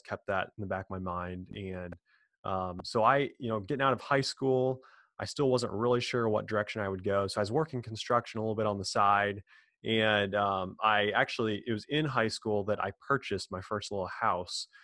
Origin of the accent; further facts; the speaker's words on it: Quincy, Illinois, United States; born and raised in a small town, Quincy, Illinois, kind of in the middle of nowhere, uh, north of St. Louis, Missouri, about two hours.